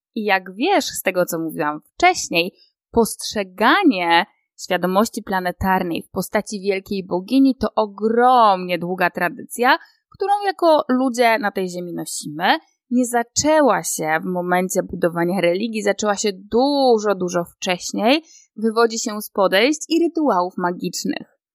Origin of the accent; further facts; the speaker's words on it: Poland; urodziłam się i wychowałam w Polsce